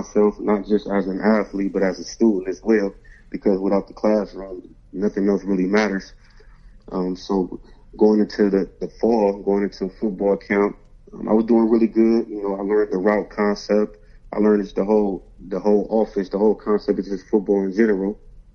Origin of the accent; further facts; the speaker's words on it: Akron, Ohio, United States; I grew up in Akron, Ohio, the west side of Akron